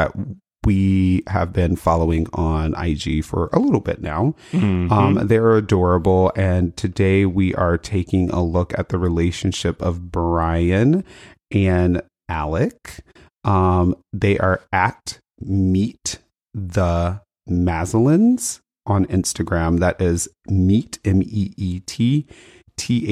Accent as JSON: {"language": "English", "town": "Las Vegas", "region": "Nevada", "country": "United States", "tie": "born or raised there", "said": "I was born in Vegas"}